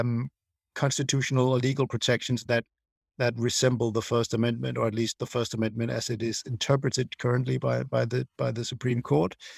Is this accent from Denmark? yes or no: yes; Denmark; growing up in Denmark, um, when I was, uh, you know, young